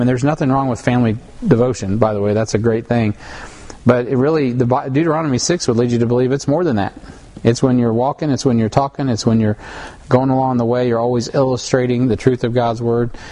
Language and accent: English; United States; I'm an American